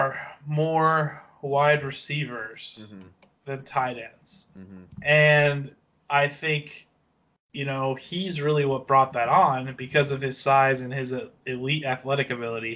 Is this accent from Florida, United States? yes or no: no; Kansas City, Missouri, United States; I was born in Kansas City